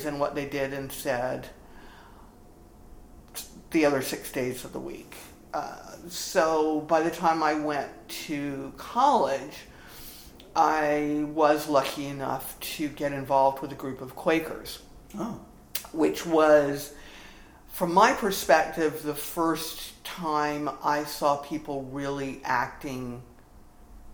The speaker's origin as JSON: {"language": "English", "region": "South Carolina", "country": "United States", "tie": "born or raised there", "said": "I grew up in the Episcopal Church in the Diocese of South Carolina"}